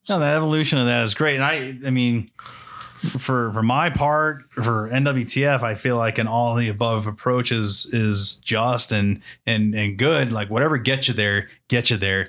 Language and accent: English; New Hampshire, United States; I grew up in New Hampshire